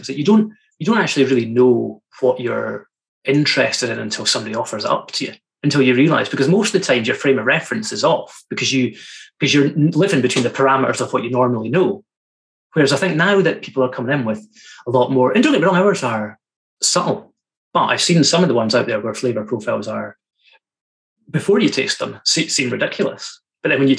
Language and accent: English; Fraserburgh, Scotland, United Kingdom; my hometown's beside Fraserburgh